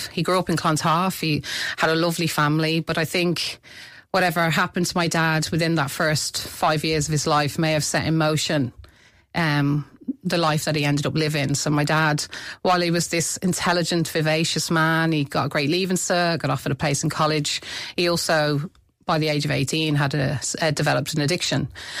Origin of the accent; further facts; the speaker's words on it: Midlands, United Kingdom; accent: mixture of Britain and Ireland; also born or lived in Ireland; were brought up as an Irish family in the Midlands. But I would have moved back. For me, Ireland is home. We've always grown up as an Irish family. So the twang, the mixture of Britain and Ireland is in my accent